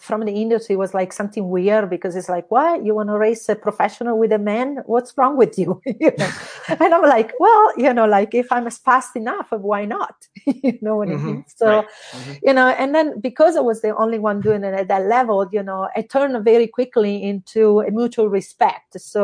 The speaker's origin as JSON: {"language": "English", "country": "Italy", "moved": "as an adult", "lives_now": "United States", "said": "I am originally from Italy. I came in the United States when I was 21 years old"}